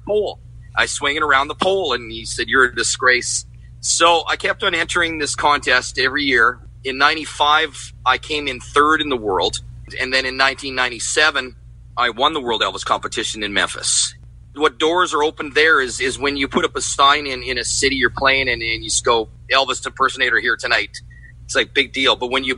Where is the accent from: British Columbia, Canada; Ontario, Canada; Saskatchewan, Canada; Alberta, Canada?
Alberta, Canada; Edmonton; I'm originally born and raised in Edmonton, Alberta